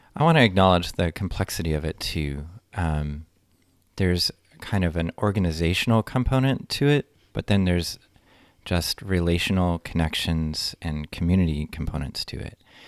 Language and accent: English; near Detroit, Michigan, United States; moved away as an adult; now in Madison, United States; I'm from near Detroit, Michigan